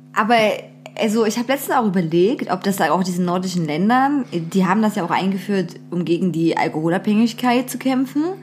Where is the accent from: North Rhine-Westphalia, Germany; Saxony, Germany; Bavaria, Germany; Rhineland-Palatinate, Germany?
Saxony, Germany; Zwickau; in meiner Heimatstadt los ist. Zwickau